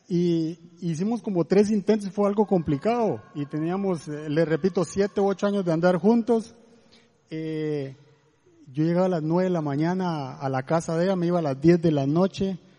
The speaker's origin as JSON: {"language": "Spanish", "country": "Guatemala", "moved": "as an adult", "lives_now": "Costa Rica", "said": "somos de Guatemala, tenemos cinco años de estar en Costa Rica"}